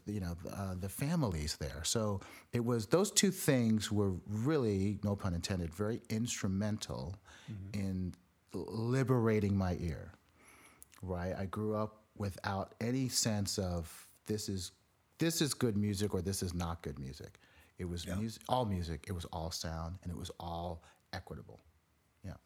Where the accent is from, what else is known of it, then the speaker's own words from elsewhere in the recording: South Florida, United States; I grew up in South Florida